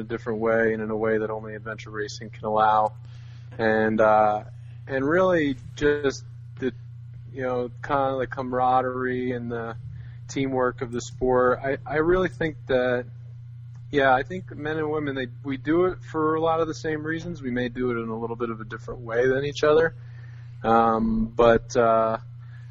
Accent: New Jersey, United States; also born or lived in New York; I was born and raised in New Jersey

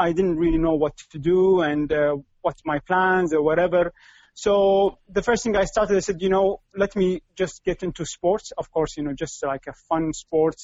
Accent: Kuwait; I'm in Kuwait. This is my hometown. I've been living there

